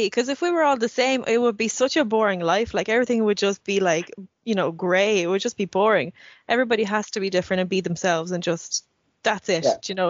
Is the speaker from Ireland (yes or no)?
yes; Ireland; accent: Irish; Like, I'm not Russian, I'm not Irish. When I go to Russia, I don't really fit in anymore because I've been shaped, like Russian parents raised me, but Ireland shaped me.